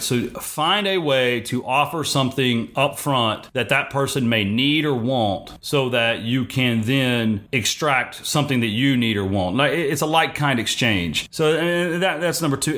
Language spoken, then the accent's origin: English; Texas, United States; I'm from Texas.